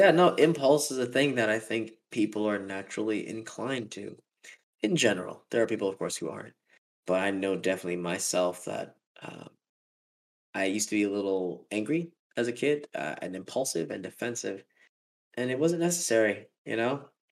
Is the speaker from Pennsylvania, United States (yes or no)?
no; New York City, New York, United States; Born and raised, man. But the funny fact is, like, I was born in the Bronx.